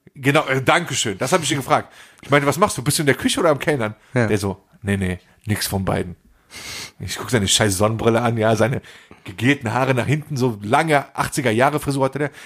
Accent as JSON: {"language": "German", "country": "Germany", "tie": "born or raised there", "said": "ich bin in Deutschland, ich bin hier geboren und ich fühle mich teils als Deutscher"}